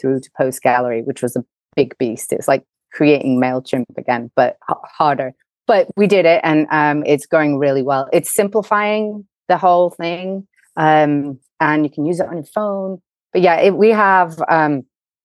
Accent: England, United Kingdom; accent: English; moved away as an adult; also born or lived in Chicago, United States; now in New York, United States; I'm English, but I live in America. I'm actually an American with an English accent. My mom's English and my dad's American. Spent every summer over here, and I just came right out of undergraduate school knowing I wanted to be here

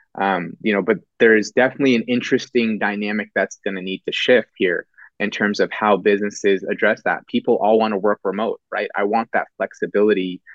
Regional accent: Bay Area, Silicon Valley, Northern California, United States; born born and raised in California, Northern California, pretty much Bay Area, um, Silicon Valley, and and uh, really haven't moved since

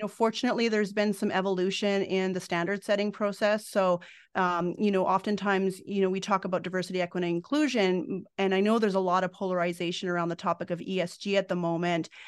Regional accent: Fort McMurray, Alberta, Canada; now in Edmonton, Canada; at the age of nine, I moved up north to Fort McMurray.

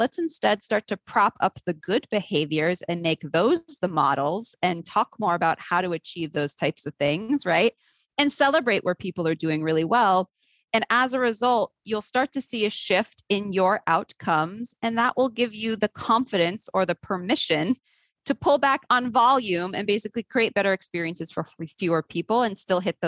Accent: Martha's Vineyard, Massachusetts, United States; growing up on Martha's Vineyard

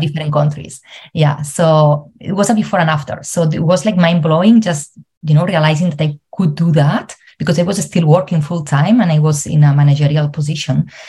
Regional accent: Spain; moved away as an adult; now in Ireland; I'm originally from Spain, but I live in Ireland for the last seven years

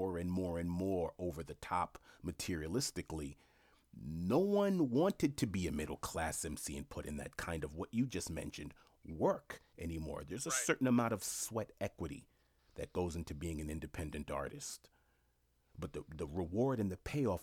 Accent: New York City, New York, United States; I grew up in Jamaica, Queens

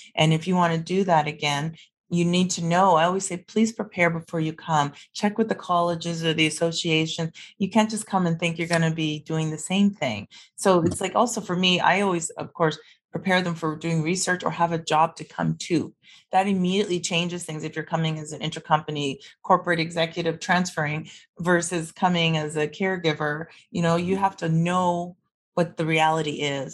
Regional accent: Vancouver, British Columbia, Canada; also born or lived in Toronto; now in Calgary, Canada; I'm from Vancouver originally. I don't live there for a reason. I worked in Toronto for 12 years and I sold my place there and moved to Calgary

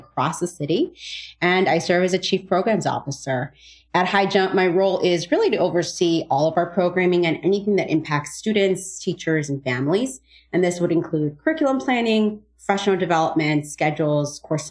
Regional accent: Chicago, Illinois, United States; I grew up in Chicago, born and raised

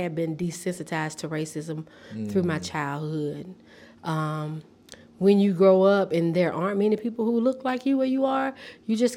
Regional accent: Repton, Alabama, United States; moved away as an adult; also born or lived in Tennessee; now in Nashville, United States; I'm from a very small town. Nobody knows it, but it's Repton, Alabama, and it's in the county of Conecuh

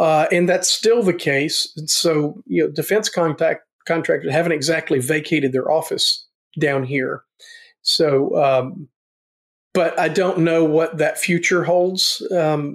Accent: Nashville, Tennessee, United States; born or raised there; now in Fayetteville, United States

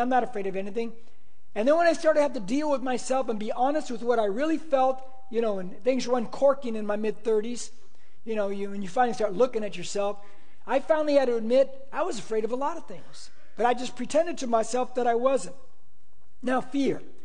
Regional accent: United States; I'm an American

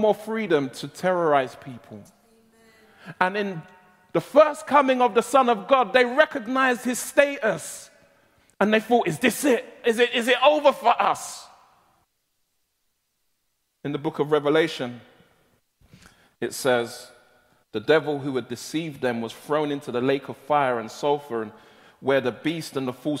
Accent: London, United Kingdom; I was born and raised in South London, and I'm given to colloquialisms

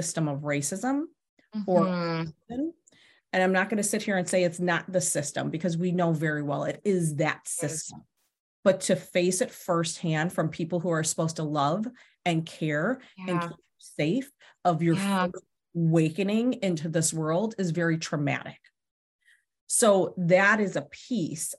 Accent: Pennsylvania, United States; I grew up in Pennsylvania

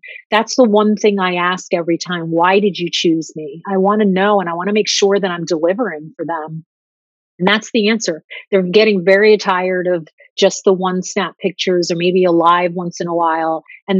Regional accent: Italy; going back to my home country, my heart country, Italy, at the end of September.

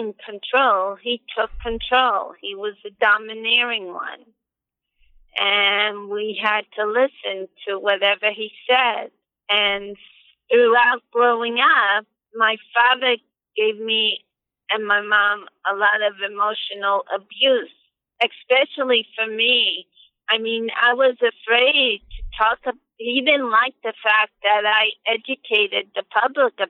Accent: United States; I grew up in America, so my English has been pretty good

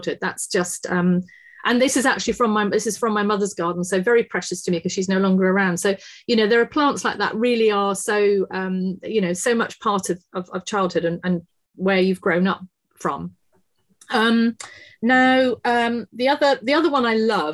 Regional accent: Exmoor, Somerset, South West England, United Kingdom; I grew up on Exmoor in Somerset.

